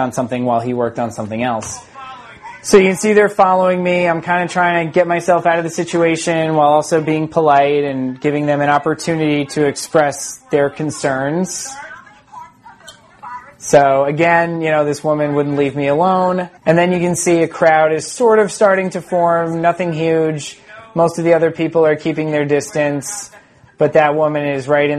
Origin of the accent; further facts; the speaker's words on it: Smithtown, New York, United States; also born or lived in St. James, New York; I am from Smithtown. I went to Smithtown High School. I grew up in both Smithtown and St. James